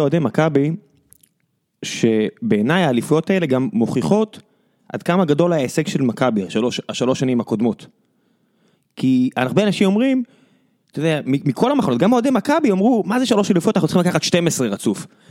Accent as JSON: {"language": "Hebrew", "country": "Israel", "said": "אנחנו ישראלים"}